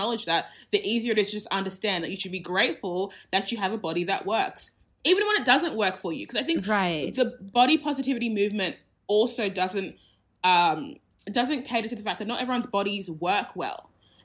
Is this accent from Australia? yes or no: yes; Australia; I was born in Australia